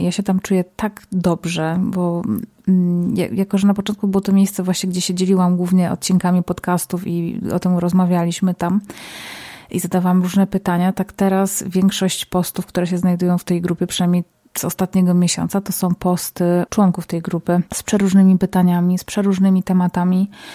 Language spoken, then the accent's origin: Polish; Zabrze, Silesian Voivodeship, Poland; now in Warsaw, Poland; Pochodzę z, ze Śląska, z Zabrza, a od kilku lat mieszkam w Warszawie